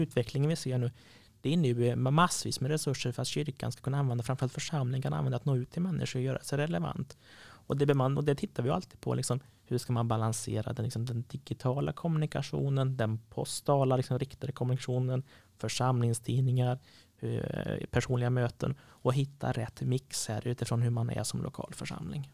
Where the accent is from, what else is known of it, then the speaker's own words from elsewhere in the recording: Sweden; Missionskyrkan när jag växte upp i Åring hade två anställda